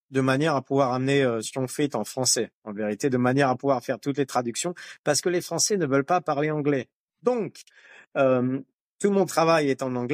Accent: France; Je suis né en France, j'ai grandi en France.

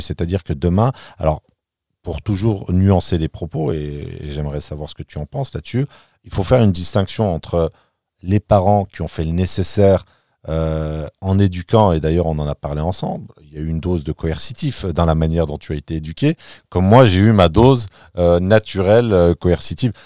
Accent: France; moved away as an adult; now in Berlin, Germany; en tant que français, je vis à Berlin depuis plus de trois ans

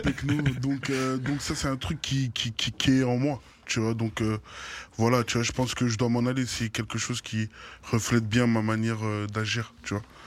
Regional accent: Brussels, Brussels-Capital Region, Belgium; c'est mon quartier de naissance

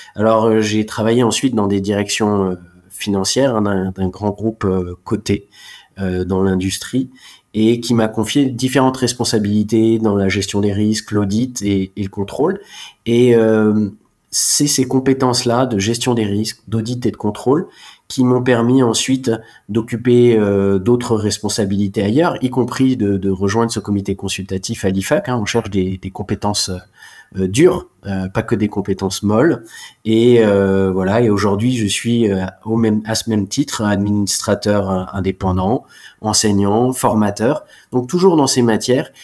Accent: Alsace, Grand Est, France; moved away as an adult; also born or lived in Germany / Reims / Bordeaux; je suis né en Alsace, l'Allemagne, c'est à moins de 30 km

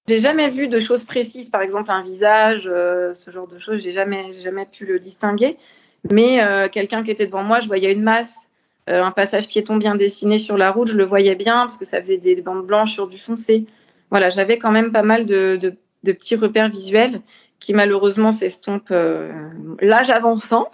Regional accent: Orléans, Centre-Val de Loire, France; j'habitais pas Paris ni la région parisienne, j'étais d'Orléans

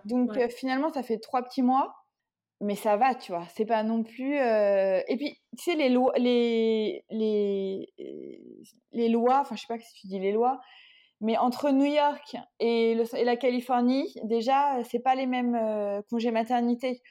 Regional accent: Paris region, Île-de-France, France; j'ai grandi en région parisienne

